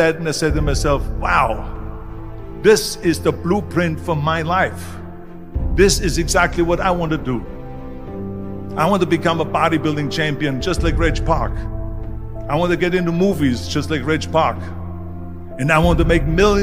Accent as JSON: {"language": "English", "country": "Austria", "tie": "born or raised there", "moved": "yes", "said": "I was born in 1947 in Austria after the Second World War."}